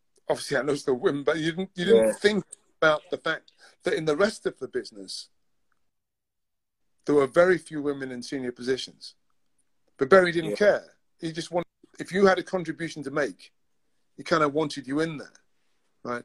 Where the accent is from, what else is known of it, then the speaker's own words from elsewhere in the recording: Newcastle, North East England, United Kingdom; moved away as an adult; now in London, United Kingdom; I was born in Newcastle. I lived most of my life in the north of England